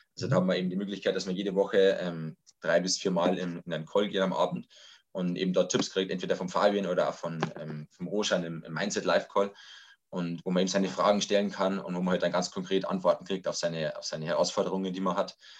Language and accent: German; Lower Bavaria, Germany; Ich komme aus äh, Niederbayern, aus dem Landkreis Rotterdam-Linden